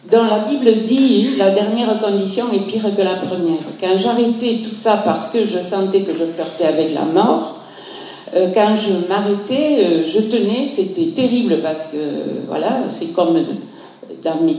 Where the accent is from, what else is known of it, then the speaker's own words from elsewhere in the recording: Montpellier, Occitania, France; je suis de Montpellier, je suis retraitée de l'éducation nationale.